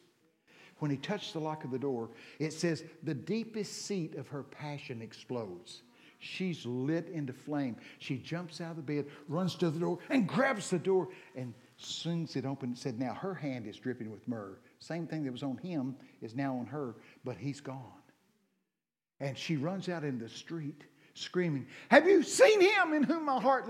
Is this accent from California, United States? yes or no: no; Texas, United States; I'm from Texas.